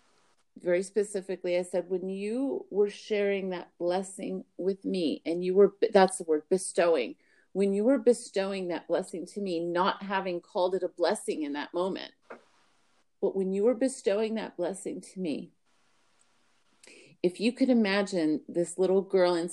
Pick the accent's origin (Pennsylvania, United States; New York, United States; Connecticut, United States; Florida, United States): New York, United States; I'm from New York